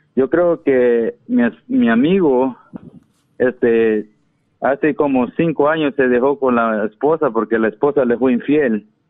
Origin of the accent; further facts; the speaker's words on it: Ahuachapán, El Salvador; yo soy de, El Salvador